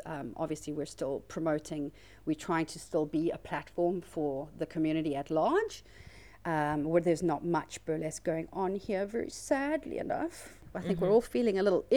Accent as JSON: {"language": "English", "town": "Johannesburg", "region": "Gauteng", "country": "South Africa", "tie": "born or raised there", "also_born_or_lived": "Durban", "said": "I came from Johannesburg. I went to high school there, was born there, even though I grew up in Durban"}